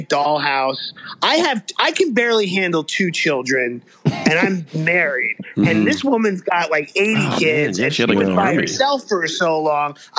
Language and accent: English; New York City, New York, United States; when I was growing up in New York City